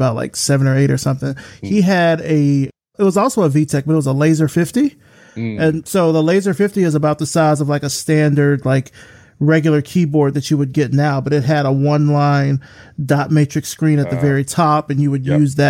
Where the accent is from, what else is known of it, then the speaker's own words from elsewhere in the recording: Selma, Alabama, United States; I'm from Selma, as most people know from the show, from Selma, Alabama